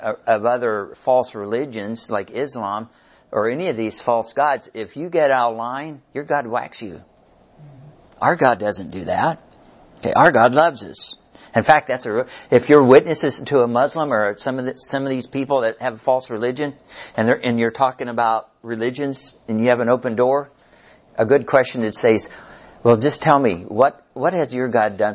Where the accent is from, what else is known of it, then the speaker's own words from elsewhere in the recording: Missouri, United States; moved away as an adult; now in Kansas, United States; my wife and I live on the Kansas side, but we grew up in Missouri